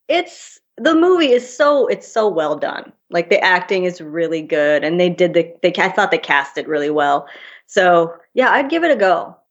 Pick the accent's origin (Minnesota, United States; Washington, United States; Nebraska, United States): Minnesota, United States; moved away as an adult; also born or lived in London; I grew up in Minnesota. I had three horses.